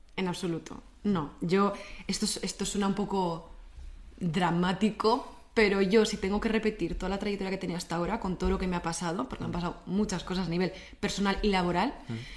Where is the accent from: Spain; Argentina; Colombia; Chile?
Spain; Basque Country; somos los vascos